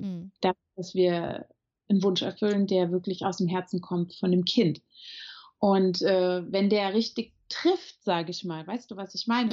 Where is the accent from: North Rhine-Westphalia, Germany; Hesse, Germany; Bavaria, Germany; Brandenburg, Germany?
Hesse, Germany; Marburg; moved away as an adult; now in Frankfurt, Germany; ich bin in Marburg an der Lahn geboren, also gar nicht so weit weg von hier